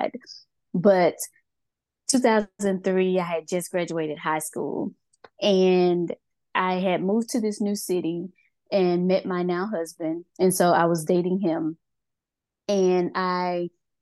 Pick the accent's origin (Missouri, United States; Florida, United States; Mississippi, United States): Mississippi, United States; moved away as an adult; now in Georgia, United States; I'm originally from Mississippi, but I live in Georgia. I have lived here for 17 years now